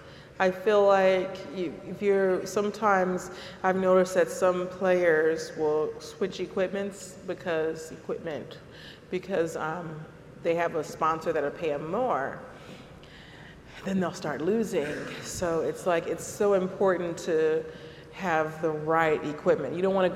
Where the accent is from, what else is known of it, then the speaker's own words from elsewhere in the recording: Compton, California, United States; I'm from Compton, California, and we couldn't really afford to buy Gatorade.